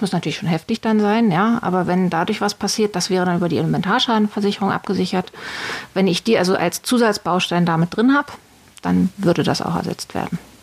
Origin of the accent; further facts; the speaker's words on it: Berlin, Germany; ich bin ähm, aus Berlin geboren